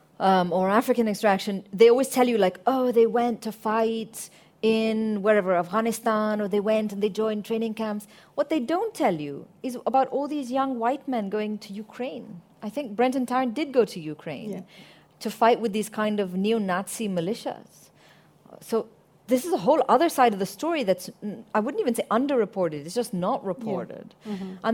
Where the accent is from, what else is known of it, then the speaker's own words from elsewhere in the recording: Syria; moved away; I grew up in Syria.